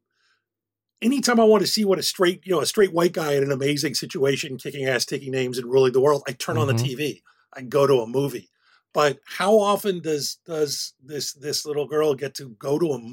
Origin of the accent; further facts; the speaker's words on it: Philadelphia, Pennsylvania, United States; I grew up one block away from MOVE